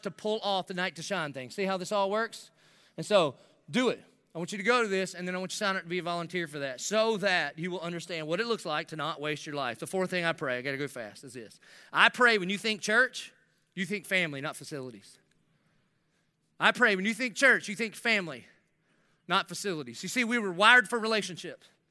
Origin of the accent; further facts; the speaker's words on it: South Carolina, United States; now in Jacksonville, United States; I'm from South Carolina